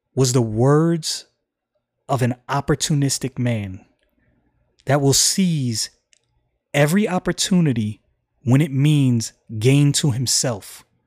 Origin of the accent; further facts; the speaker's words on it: United States; I'm an American